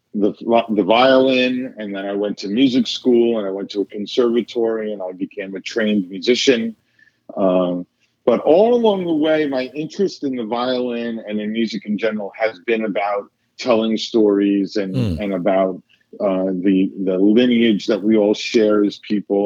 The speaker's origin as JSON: {"language": "English", "area": "Hudson Valley", "region": "New York", "country": "United States", "tie": "born or raised there", "said": "I grew up in the Hudson Valley of New York"}